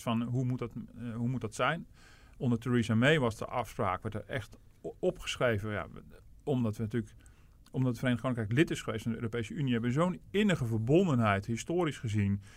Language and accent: Dutch; Netherlands; als Nederlander